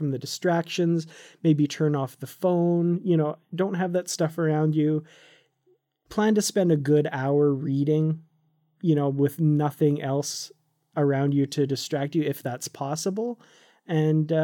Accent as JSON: {"language": "English", "country": "Canada", "also_born_or_lived": "Korea", "said": "when I moved back to Canada from Korea"}